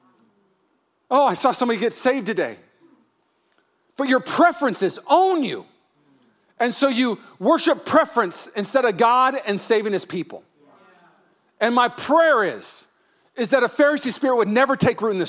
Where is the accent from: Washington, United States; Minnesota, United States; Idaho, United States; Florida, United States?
Washington, United States; Puyallup; now in California, United States; I'm from Puyallup